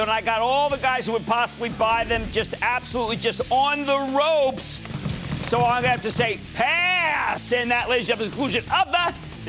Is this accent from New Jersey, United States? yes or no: yes; New Jersey, United States; my home state of Jersey.